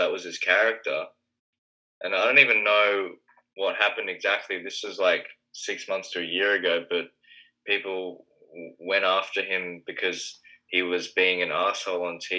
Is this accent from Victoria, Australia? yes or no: yes; Melbourne, Victoria, Australia; I was born in Melbourne